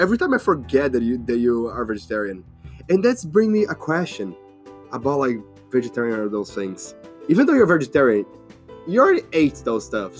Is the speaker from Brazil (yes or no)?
yes; São Paulo, Brazil; English is a second language; moved away; I'm from Brazil.